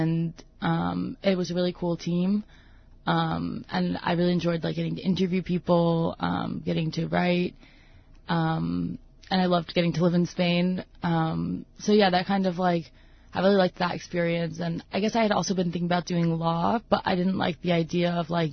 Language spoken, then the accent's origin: English; Northern Virginia, United States; moved away as an adult; also born or lived in Toronto, Canada; now in Bethel, United States; I grew up, I never moved. I always lived in, like, Northern Virginia